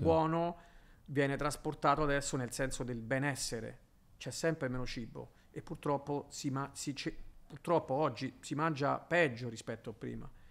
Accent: Rome, Lazio, Italy; moved away as an adult; also born or lived in Miami / Brooklyn; io un romano

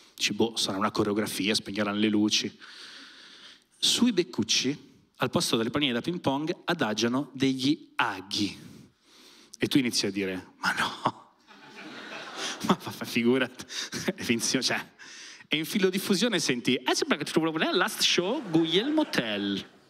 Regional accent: province of Milan, Lombardy, Italy; Io per non dirgli della provincia di Milano, gli dico, Milano

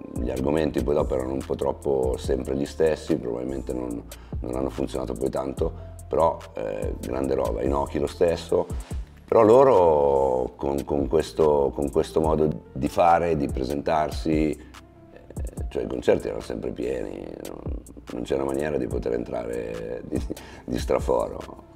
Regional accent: Milan, Lombardy, Italy; sono nato a Milano, sono cresciuto a Milano

